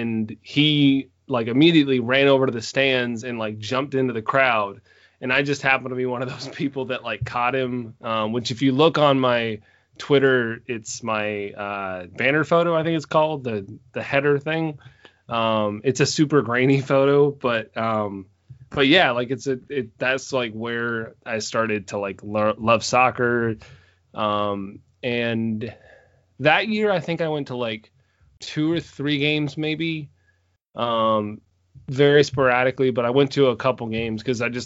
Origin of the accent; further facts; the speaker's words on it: Greenville, South Carolina, United States; I'm not originally from Greenville, but essentially that's where I grew up and that kind of thing. So I consider it my hometown.